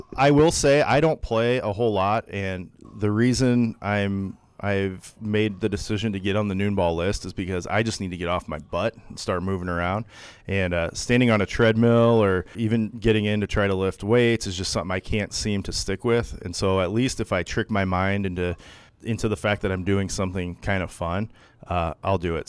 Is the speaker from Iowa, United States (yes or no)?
yes; Sioux City, Iowa, United States; When I was a kid growing up in Sioux City